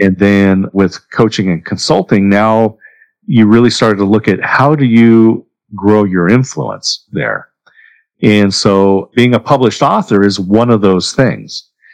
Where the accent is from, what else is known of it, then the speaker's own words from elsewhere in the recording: Corvallis, Oregon, United States; also born or lived in Southern California; I did grow up in Oregon, in Corvallis, Oregon. I was born in Southern California